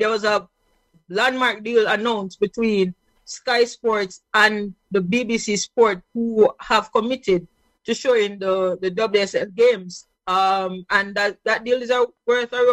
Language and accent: English; Jamaica; I'm a Jamaican